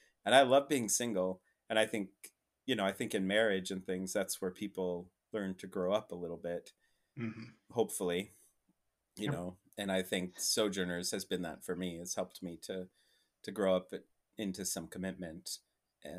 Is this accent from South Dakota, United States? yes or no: yes; Rapid City, South Dakota, United States; moved away as an adult; also born or lived in Minneapolis; now in San Francisco, United States; I come from Rapid City, South Dakota